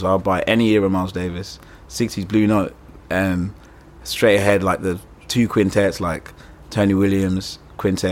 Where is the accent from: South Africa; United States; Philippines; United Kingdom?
United Kingdom; London; I grew up in Muswell Hill. I'm Ugandan